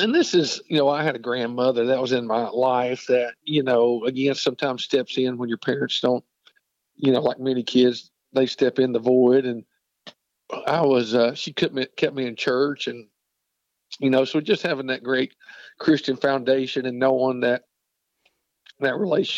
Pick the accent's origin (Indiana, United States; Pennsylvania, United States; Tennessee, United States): Tennessee, United States; Knoxville; I grew up in Knoxville, Tennessee